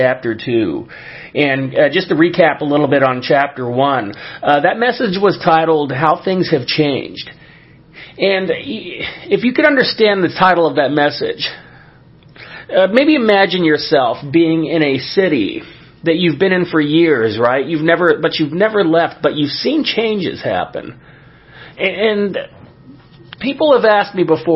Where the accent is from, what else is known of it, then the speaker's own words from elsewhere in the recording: Southern California, United States; my hometown and neighboring cities around the area in Southern California where I grew up